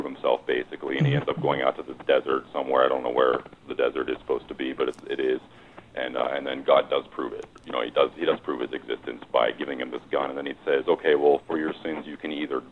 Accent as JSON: {"language": "English", "region": "Ohio", "country": "United States", "also_born_or_lived": "Butte, Montana", "moved": "as an adult", "said": "I'm from Ohio"}